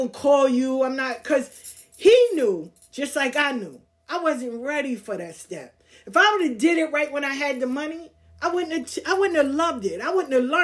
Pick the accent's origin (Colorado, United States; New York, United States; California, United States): New York, United States; New York City; also born or lived in the South (US); I'm from the South, but I grew up in Queens